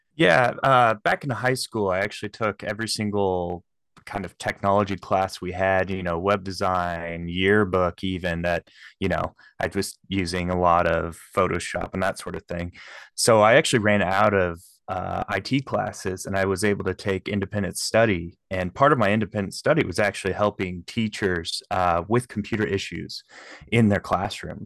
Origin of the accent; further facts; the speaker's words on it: Shelbyville, Illinois, United States; also born or lived in Kansas City; I am from Shelbyville, Illinois, and we have a Great Lake here